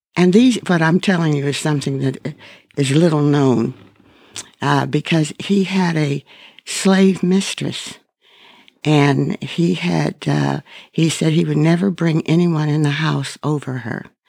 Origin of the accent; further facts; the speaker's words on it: Pittsburgh, Pennsylvania, United States; I grew up in Pittsburgh